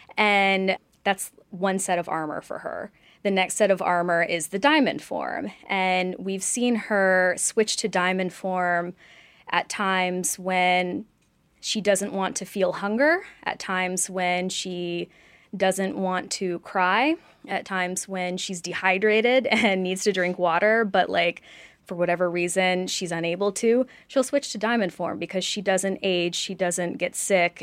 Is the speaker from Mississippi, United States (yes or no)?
yes; Oxford, Mississippi, United States; I grew up in Oxford, Mississippi, which did not have a comic book store